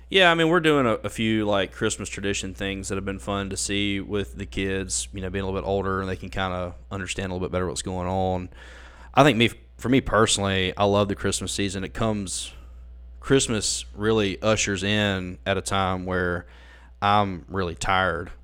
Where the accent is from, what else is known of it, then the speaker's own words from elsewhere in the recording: Ackerman, Mississippi, United States; moved away as an adult; now in Jackson, United States; I was born and raised in Akron, Mississippi